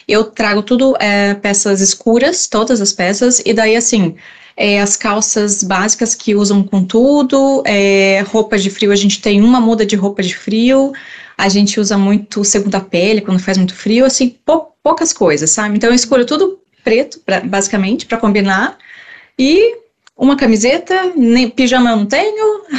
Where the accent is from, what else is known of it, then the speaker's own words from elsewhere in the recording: Rio Grande do Sul, Brazil; eu sou do Rio Grande